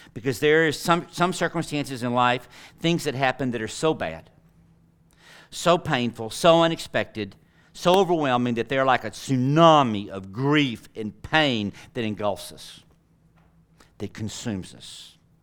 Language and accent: English; Tyler, Texas, United States; I'm from flyover country. I'm from Tyler, Texas.